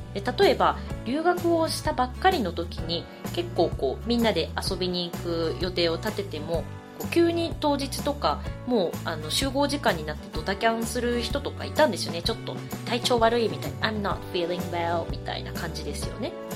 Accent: Japan; first language Japanese; moved away; also born or lived in Australia; 私はその日本を離れて自分がネイティブではない国で

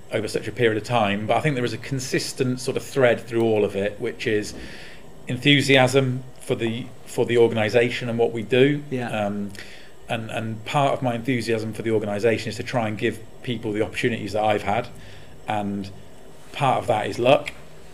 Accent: Warwickshire, West Midlands, United Kingdom; my hometown, up in Warwickshire

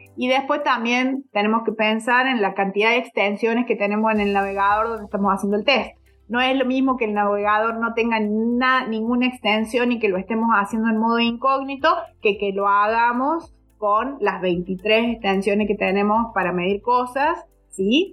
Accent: Córdoba, Argentina; soy eh, de Córdoba, Argentina. Vivo actualmente en Córdoba, Argentina.

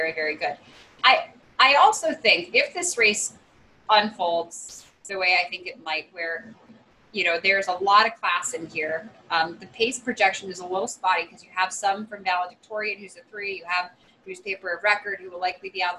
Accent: near Belmont Park, New York, United States; moved away; I grew up 8 miles away from Belmont.

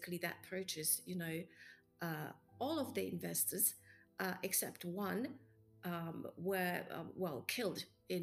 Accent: Poland; I come from Poland

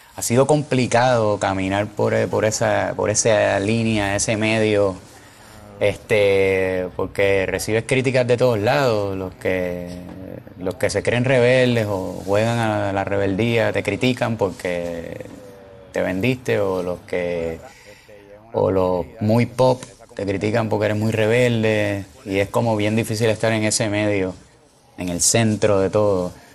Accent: Trujillo Alto, Puerto Rico; also born or lived in Río Piedras, Puerto Rico; Yo nací en Río Piedra, en un hospital que es para los maestros de Puerto Rico, porque mi abuela era maestra. Me crié en Trujillo Alto, Puerto Rico

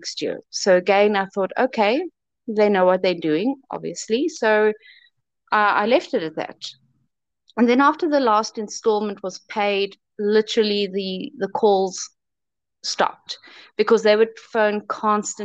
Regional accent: South Africa; I'm from South Africa. I was turned down by many South African publishers

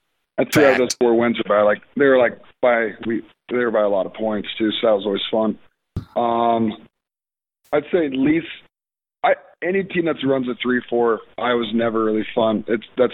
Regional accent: Madison, Wisconsin, United States; I was born in Madison and grew up going to games there

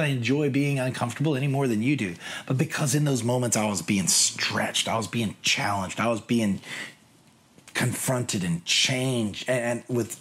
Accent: United States; also born or lived in London; now in Seattle, United States; I'm from America

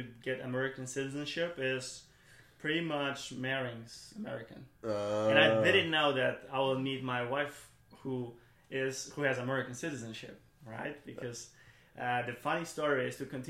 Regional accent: Germany; English is a second language; moved away as an adult; also born or lived in Poland; now in United States; I was growing up in Germany, went to school there.

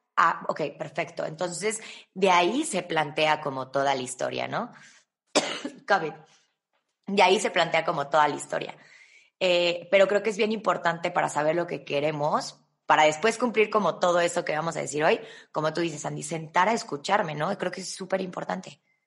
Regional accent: Mexico; los mexicanos

